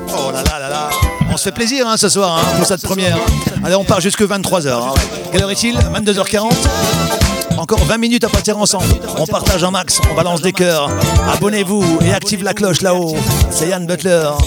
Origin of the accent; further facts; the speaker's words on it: the Nord, Hauts-de-France, France; ici dans le Nord, parce que maintenant je suis du Nord, hein. ah, je suis revenu à la base.